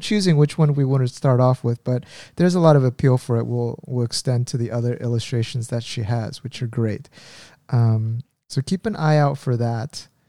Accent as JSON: {"language": "English", "area": "Orange County", "region": "California", "country": "United States", "tie": "born or raised there", "also_born_or_lived": "Indiana", "moved": "as an adult", "lives_now": "Korea", "said": "I grew up in California in Orange County, and our, of course, my parents' home was there"}